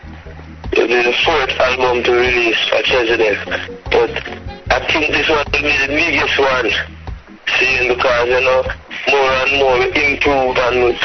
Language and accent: English; Jamaica; Jamaica, reggae country